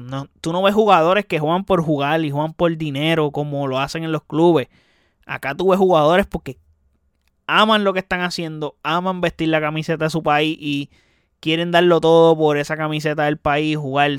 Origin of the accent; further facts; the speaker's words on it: Puerto Rico; como puertorriqueño